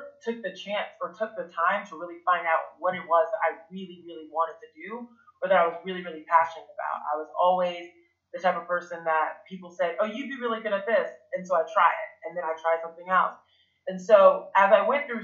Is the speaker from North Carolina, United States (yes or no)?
yes; rural North Carolina, United States; also born or lived in France; I was born in France originally, and I came to the United States when I was about 4 or 5. And being a kid that grew up in rural North Carolina under African French parents